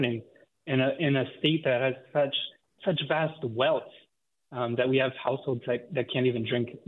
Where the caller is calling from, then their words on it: Watsonville, California, United States; I'm calling from Watsonville.